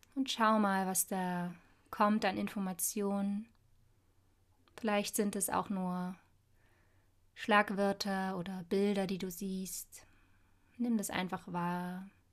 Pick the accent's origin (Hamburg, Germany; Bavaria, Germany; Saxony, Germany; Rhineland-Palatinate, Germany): Saxony, Germany; Dresden; lebe hier in Dresden, wo ich auch tatsächlich geboren wurde, ist meine Geburtsstadt